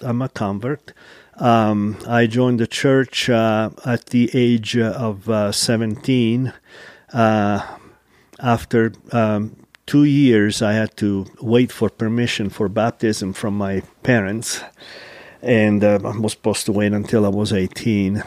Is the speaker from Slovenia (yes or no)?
no; Taranto, Apulia, Italy; now in Utah, United States; from, uh, nice coast town in southern Italy called Taranto